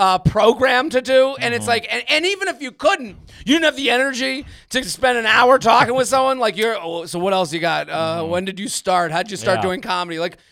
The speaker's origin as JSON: {"language": "English", "town": "Boston", "region": "Massachusetts", "country": "United States", "said": "I'm from New England. I'm from Boston."}